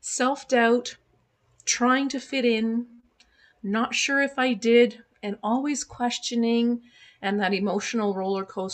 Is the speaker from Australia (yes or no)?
no; Montreal, Quebec, Canada; first language German; English is a second language; when I grew up in Montreal, I picked up French.